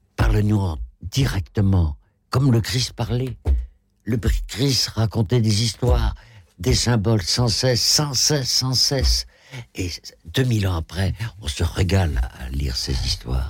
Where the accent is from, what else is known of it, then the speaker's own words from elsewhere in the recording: Rochefort, Nouvelle-Aquitaine, France; moved away as an adult; also born or lived in Algeria / Paris; je suis de Rochefort-sur-Mer